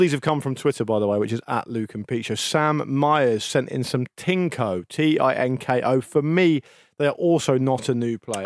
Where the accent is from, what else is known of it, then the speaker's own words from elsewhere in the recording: United Kingdom; people just think of us as being British